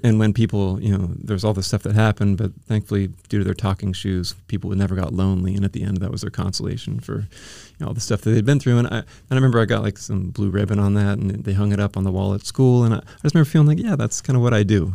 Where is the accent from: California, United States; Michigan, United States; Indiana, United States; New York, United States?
California, United States; Bay Area; moved away as an adult; also born or lived in Oregon / Iowa; now in San Diego, United States; I was, um, born in Southern California, and then when I was ten, we moved up to the Bay Area